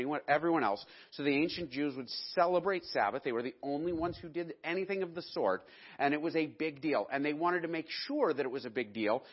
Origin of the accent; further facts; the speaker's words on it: United States; I'm an American